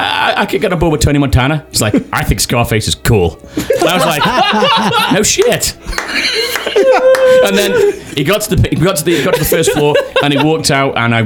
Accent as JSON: {"language": "English", "country": "United Kingdom", "said": "I'm a Brit."}